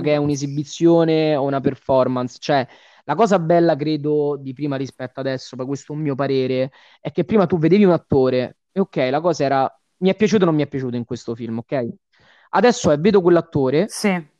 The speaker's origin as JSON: {"language": "Italian", "town": "Rome", "region": "Lazio", "country": "Italy", "said": "essendo romano c'è un lavoro sulla dizione"}